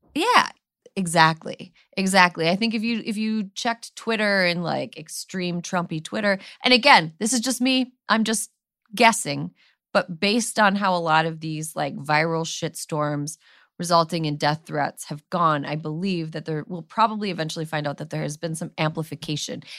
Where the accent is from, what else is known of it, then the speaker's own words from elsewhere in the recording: Wisconsin, United States; My home state of Wisconsin